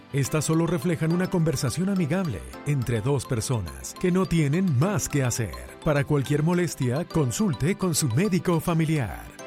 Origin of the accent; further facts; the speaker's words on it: Mexico; somos groseros los mexicanos